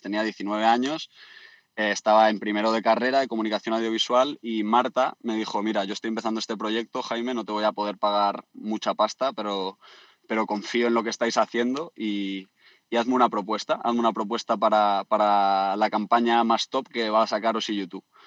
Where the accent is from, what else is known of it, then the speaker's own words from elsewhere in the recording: Community of Madrid, Spain; moved away as an adult; also born or lived in Australia / Byron Bay; otro socio de mi pueblo de Madrid